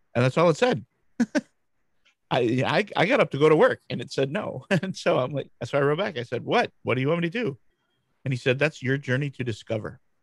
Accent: Grand Rapids, Michigan, United States; I'm from Grand Rapids, Michigan, USA.

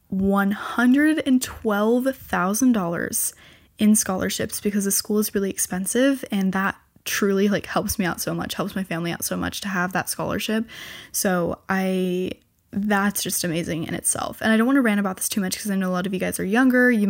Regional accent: California, United States; born there; because I was born in California.

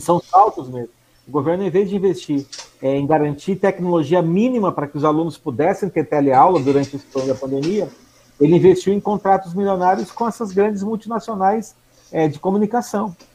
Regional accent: Cafelândia, São Paulo, Brazil; moved away; also born or lived in São Carlos; sou do interior de São Paulo, eu nasci numa cidade chamada Cafelândia

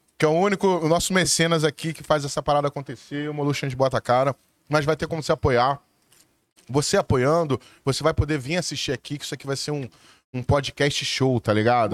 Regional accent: Rio de Janeiro, Brazil; eu sou nascido e criado na Zona Sul, no Leme

